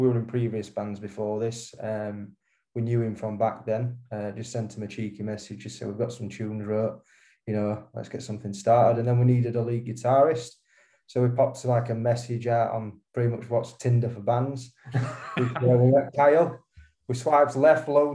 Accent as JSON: {"language": "English", "town": "Sheffield", "region": "Yorkshire and the Humber", "country": "United Kingdom", "said": "we're from Sheffield, like Rotherham, Sheffield area"}